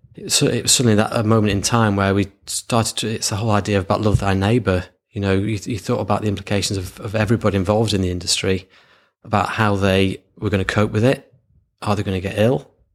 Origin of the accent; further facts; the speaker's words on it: Lancashire, North West England, United Kingdom; born and bred in Lancashire